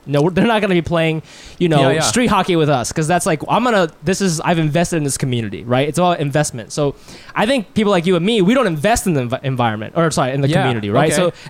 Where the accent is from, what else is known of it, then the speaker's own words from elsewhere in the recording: Ohio, United States; moved away as an adult; now in Brooklyn, United States; when I was growing up in Ohio, there was definitely a community.